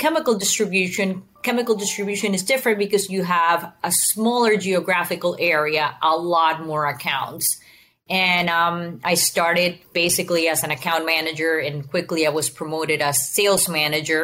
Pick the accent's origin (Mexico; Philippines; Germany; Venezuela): Venezuela; moved away; also born or lived in Houston area; I was born and raised in Venezuela. So I speak Spanish